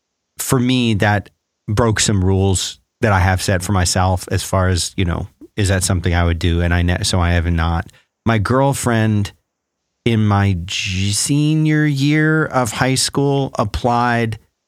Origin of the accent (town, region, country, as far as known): Florida, United States; born or raised there